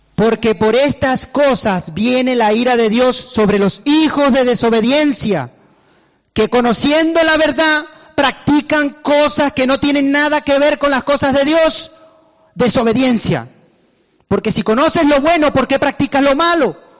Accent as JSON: {"language": "Spanish", "country": "Venezuela", "moved": "yes", "said": "soy de Venezuela y he estado en Venezuela"}